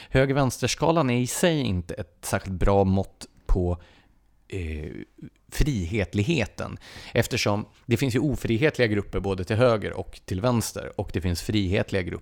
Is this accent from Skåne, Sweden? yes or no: yes; Skåne, Sweden; Som skåning kan jag ändå, nej, jag fattar vad du menar.